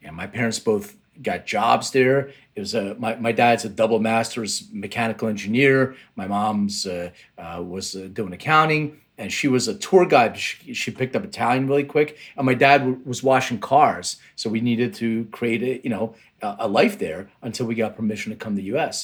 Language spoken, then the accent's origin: English; Lithuania; now in United States; I was born in Lithuania, which is, right now it's a Baltic country in the Eastern Europe, but it used to be under Soviet Union control. And in 1979, we left to immigrate